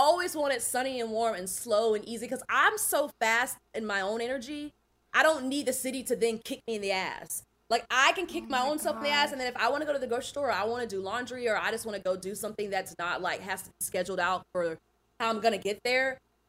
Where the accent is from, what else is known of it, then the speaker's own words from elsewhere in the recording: the South, United States; now in California, United States; I live in California. I'm from the South and I've always been drawn to the West Coast.